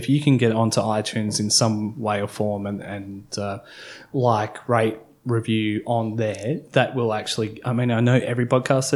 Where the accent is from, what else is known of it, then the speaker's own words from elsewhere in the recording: Broadmeadows, Victoria, Australia; I'm a bogan from Broadie